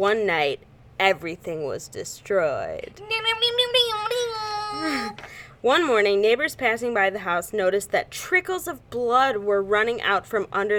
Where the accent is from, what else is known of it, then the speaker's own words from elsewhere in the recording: Chicago, Illinois, United States; We are from Chicago.